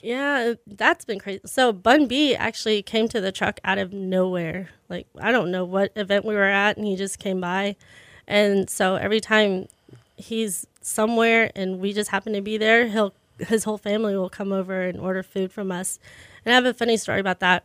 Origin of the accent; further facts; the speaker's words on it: Pearland, Texas, United States; I'm from Pearland